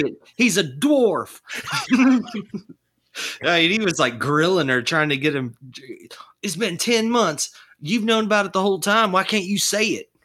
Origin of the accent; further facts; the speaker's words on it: Longview, Texas, United States; my hometown of Longview